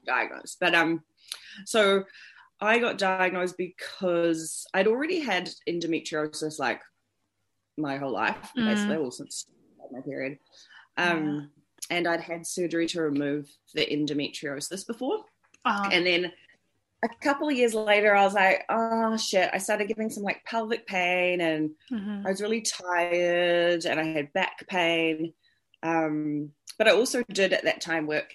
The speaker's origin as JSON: {"language": "English", "region": "Auckland", "country": "New Zealand", "said": "I'm from Auckland, New Zealand"}